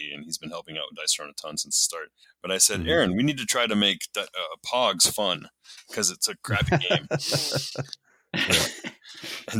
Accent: Minneapolis, Minnesota, United States; moved away as an adult; now in Spokane, United States; I grew up in the Minneapolis area in Minnesota

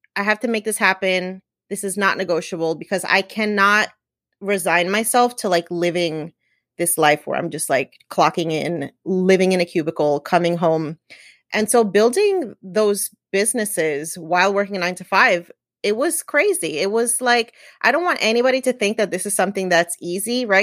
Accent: New Jersey, United States; I'm Puerto Rican. I was born and raised in New Jersey.

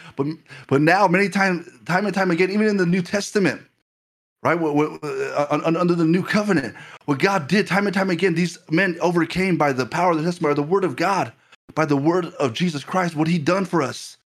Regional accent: Ireland; when I was growing up in Ireland

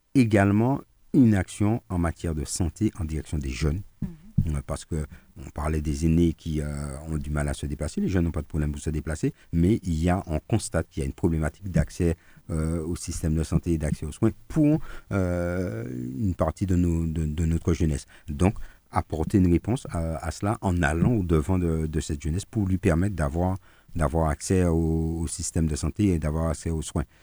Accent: Martinique; on est martiniquais, on n'est pas breton, on n'est pas basque, on n'est pas guadeloupéen, on n'est pas guyanais, on n'est pas réunionnais, on n'est pas parisien, on est martiniquais.

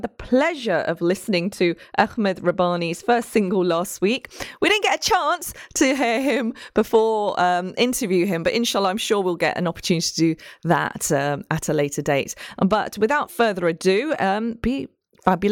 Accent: Nottingham, East Midlands, United Kingdom; growing up in Nottingham

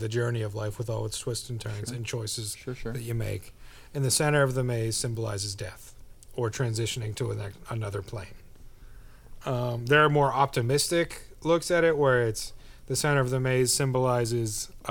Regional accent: United States; I'm from America.

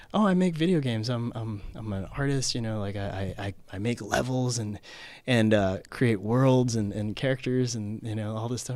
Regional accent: Philippines; I grew up in the Philippines

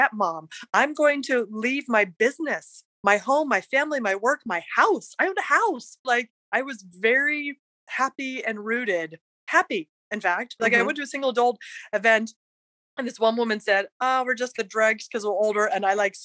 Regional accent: West Virginia, United States; moved away as an adult; also born or lived in Provo, Utah / Washington, D.C.; I was born in Provo, as my parents were going to BYU, grew up in wild and wonderful West Virginia

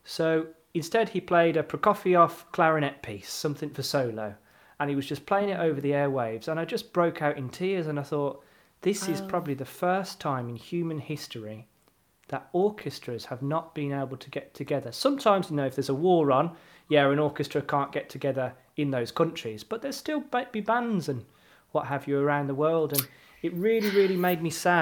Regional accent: Birmingham, West Midlands, United Kingdom; I'm from Erdington.

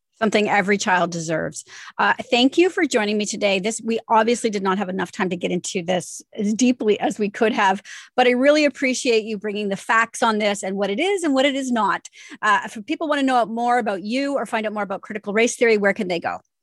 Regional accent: Canada; we're Canadian

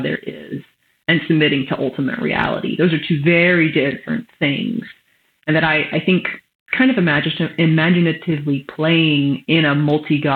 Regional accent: West Texas, United States; you can tell I grew up in West Texas

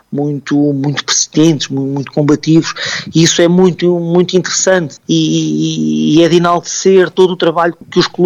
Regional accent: Portugal; nós como portugueses

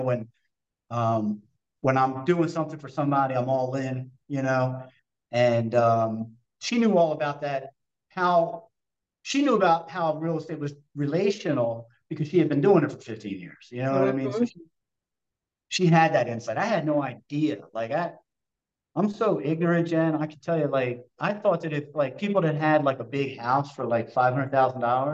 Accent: Essex, Maryland, United States; I was from Essex.

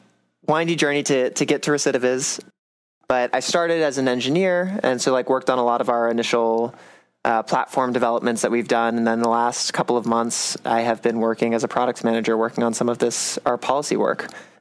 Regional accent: Charlotte, North Carolina, United States; moved away as an adult; I'm originally from North Carolina, the suburbs of Charlotte near Davidson College.

